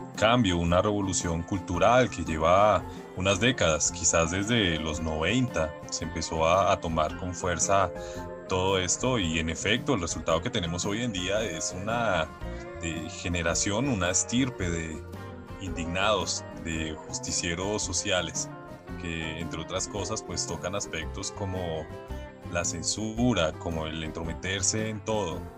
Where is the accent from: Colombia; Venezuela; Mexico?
Colombia; todos somos colombianos